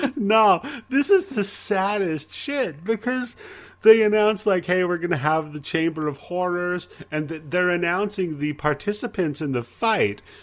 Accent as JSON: {"language": "English", "region": "Pacific Northwest", "country": "United States", "tie": "born or raised there", "said": "I grew up in the Pacific Northwest, so I was, uh, part of the whole Portland wrestling thing"}